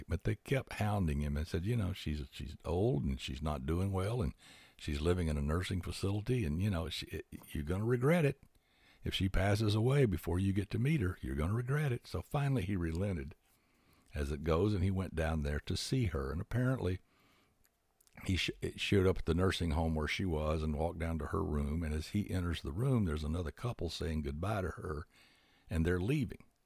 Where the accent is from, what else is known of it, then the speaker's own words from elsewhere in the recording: Huntsville, Alabama, United States; moved away as an adult; also born or lived in Houston / California; in and around Huntsville for the most part, which is where I grew up